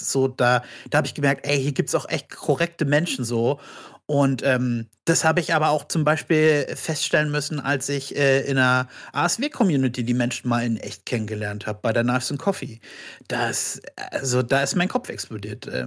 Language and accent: German; Brandenburg an der Havel, Brandenburg, Germany; Hier aus Brandenburg. Ach, was? Ich auch. Wie? Aus welcher Stadt? Ja, Brandenburg an der Havel. Oh mein Gott, ich auch.